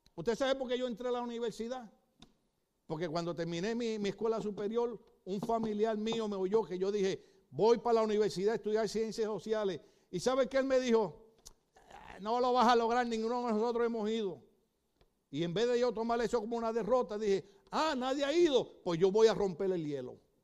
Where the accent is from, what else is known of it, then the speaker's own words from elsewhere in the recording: Puerto Rico; moved away; en mi país, en Puerto Rico